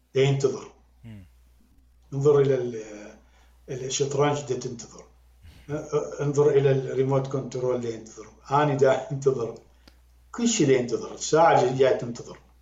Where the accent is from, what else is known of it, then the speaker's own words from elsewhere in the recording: Iraq; accent: Iraqi; now in United Arab Emirates; أنا كعراقي